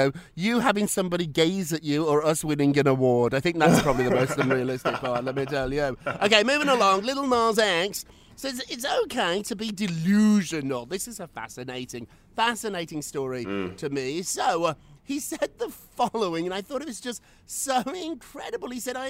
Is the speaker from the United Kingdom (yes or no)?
yes; Birmingham, West Midlands, United Kingdom; now in New York, United States; If somebody told me when I was a little kid growing up in Birmingham, England, that I would be living in New York talking to Loopy Lou on Thursdays, I'd be like, that's delusional.